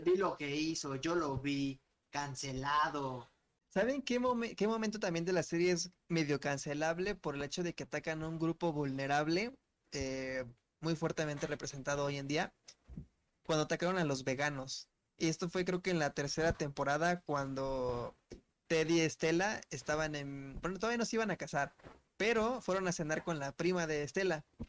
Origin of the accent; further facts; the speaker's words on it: Mexico City, Mexico; nosotros de aquí de How Major More Latinoamérica, todos somos de la Ciudad de México